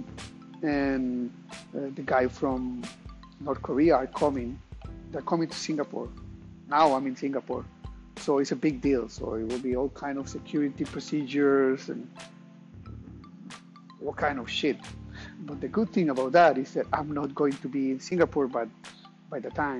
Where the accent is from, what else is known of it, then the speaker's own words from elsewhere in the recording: Costa Rica; moved away; I'm from Costa Rica